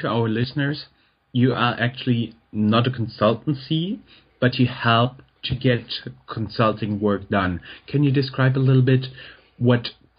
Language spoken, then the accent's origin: English; Germany; English is a second language; because you're German, I'm German.